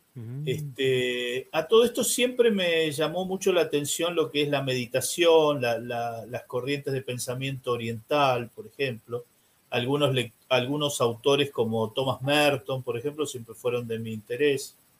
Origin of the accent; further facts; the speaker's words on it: San Isidro, Buenos Aires Province, Argentina; soy nacido y criado en San Isidro, que es una ciudad que está al norte de Buenos Aires